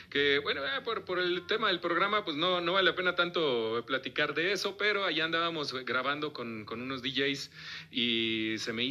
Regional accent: La Piedad, Michoacán, Mexico; now in Guadalajara, Mexico; Yo soy de la Piedad, Michoacán

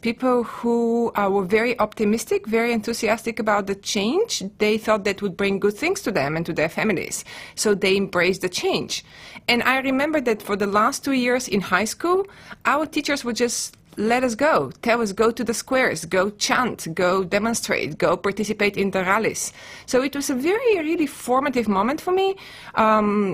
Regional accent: Bulgaria; now in United States; I am a native of Bulgaria, and I teach Eastern European history at the Ohio State University.

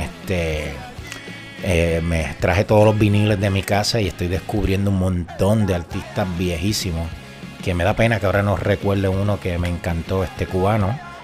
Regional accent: Moca, Puerto Rico; mi pueblo natal, que es Princesita Pan de Moca

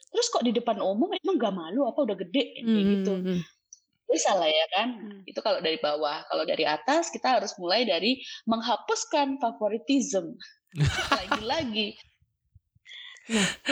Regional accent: Java, Indonesia; gue orang Jawa

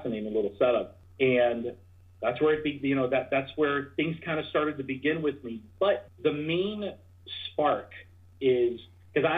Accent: New Jersey, United States; I'm from New Jersey.

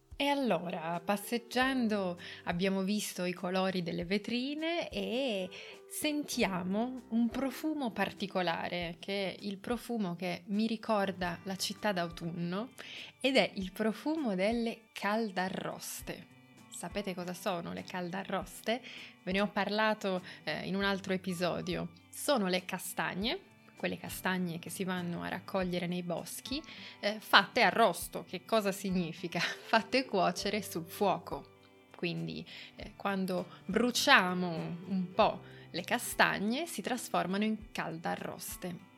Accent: Turin, Piedmont, Italy; Torino che è la città in cui io sono nata, non è la città in cui io ho vissuto, io ho vissuto fuori Torino, in campagna, ma ho lavorato e studiato a Torino per moltissimi anni

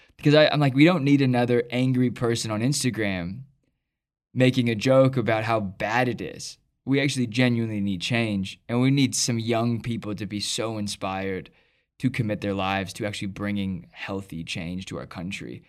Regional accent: United States; I'm an American

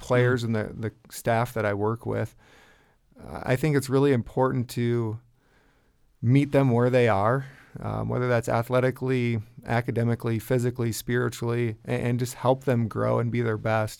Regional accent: Larchwood, Iowa, United States; I grew up in Larchwood, Iowa, and went to West Lyon High School

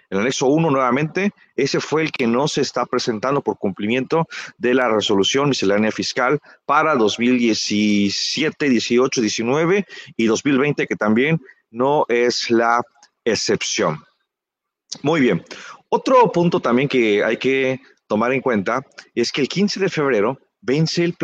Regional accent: Quintana Roo, Mexico; now in Chiapas, Mexico; pues yo no soy de aquí de, Chiapas, yo soy del estado de Quintana Roo y por diversas razones de la vida

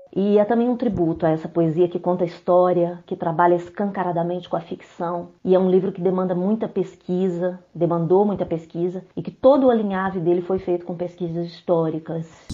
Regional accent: Belo Horizonte, Minas Gerais, Brazil; eu sou mineira, nascida, criada e residente em Belo Horizonte

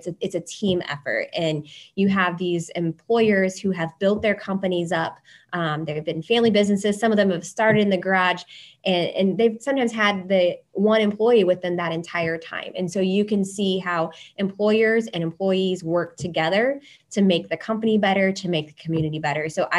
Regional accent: Blockton, Iowa, United States; now in Windsor Heights, United States; I live in Windsor Heights, Iowa, which is, sort of a suburb of the Des Moines metro area. I'm originally from Blockton, Iowa, which is in Taylor County. It's a population of 192, so very familiar with rural Iowa.

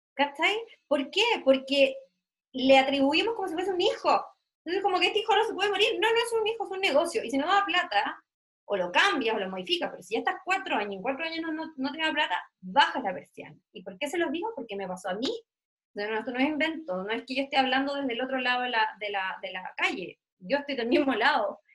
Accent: Puerto Montt, Los Lagos, Chile; yo soy de Puerto Montt, en, el sur de Chile

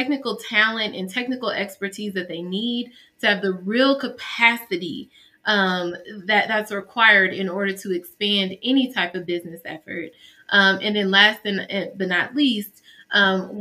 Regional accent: Atlanta, Georgia, United States; also born or lived in Houston; now in Chicago, United States; I was raised in Atlanta.

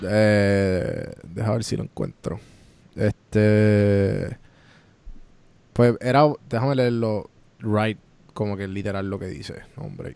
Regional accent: Puerto Rico; moved away as an adult; now in Atlanta, United States; somos boricuas criados en Puerto Rico y nos fuimos literal por María, los tres.

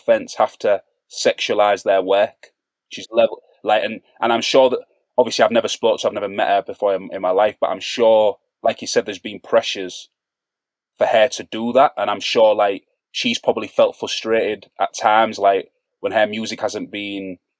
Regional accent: Hull, Yorkshire and the Humber, United Kingdom; I'm not from Brixton, I'm not from Hackney or Peckham, I'm from North Hull Estate in Hull.

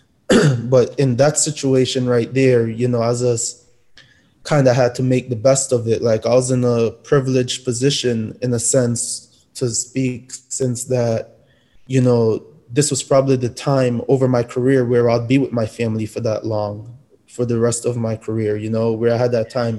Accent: Connecticut, United States; born or raised there; also born or lived in Jamaica

